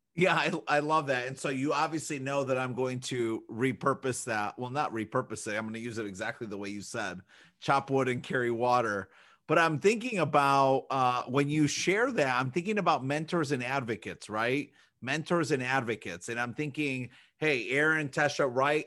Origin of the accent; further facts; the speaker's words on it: Chicago, Illinois, United States; now in Michigan, United States; we grew up in Chicago